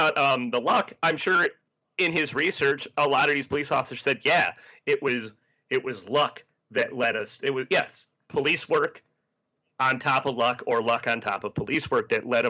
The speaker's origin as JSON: {"language": "English", "town": "Chicago", "region": "Illinois", "country": "United States", "tie": "born or raised there", "said": "Chicago police, which is my hometown"}